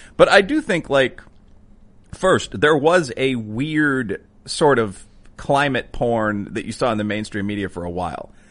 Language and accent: English; Chicago, Illinois, United States; also born or lived in Wicker Park, Chicago; I was born in the Bridgeport area of the city